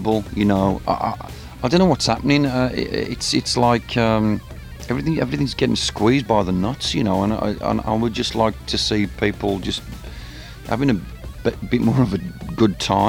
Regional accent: Birmingham, West Midlands, United Kingdom; Birmingham, my hometown in England

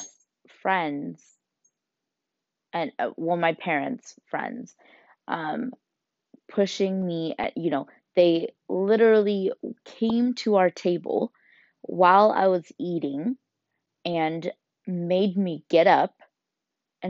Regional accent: United States; growing up in America

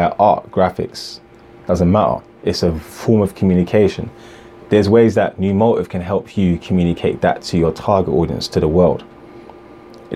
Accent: Ghana; I'm from Ghana as well

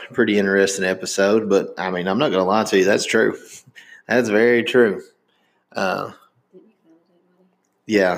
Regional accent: Indiana, United States; born in Indiana

